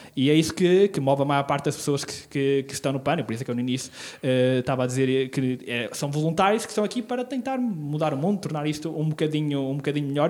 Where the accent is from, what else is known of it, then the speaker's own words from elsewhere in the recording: Celorico de Basto, North, Portugal; now in Braga, Portugal; Sou natural do Solarico de Basto